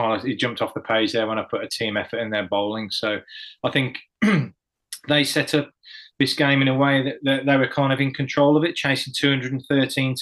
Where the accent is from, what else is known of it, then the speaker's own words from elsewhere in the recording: Cannock, West Midlands, United Kingdom; moved away; I was playing for Staffs when I was a lad coming up, because I was from Cannock